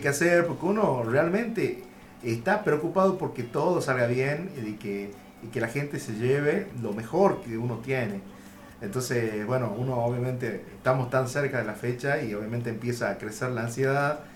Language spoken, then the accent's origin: Spanish; Concepción, Tucumán, Argentina; cómo uno habla como tucumano